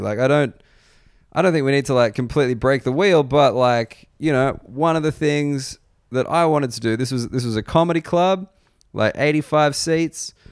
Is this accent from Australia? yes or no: yes; Australia; moved away as an adult; also born or lived in United Kingdom; now in Sydney, Australia; as an Australian